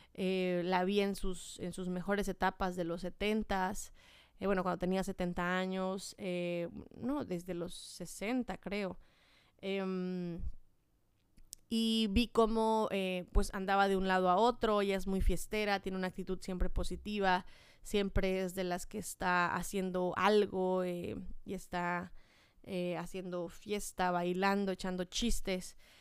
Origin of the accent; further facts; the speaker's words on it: Chiapas, Mexico; moved away; yo soy de Chiapas